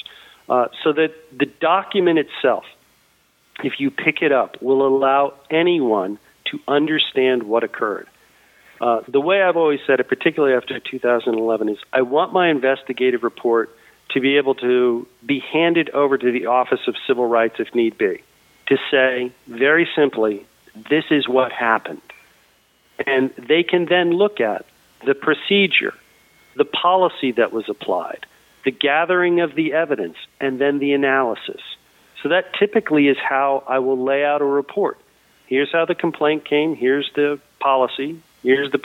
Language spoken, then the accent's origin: English; Boston, Massachusetts, United States; I am from Boston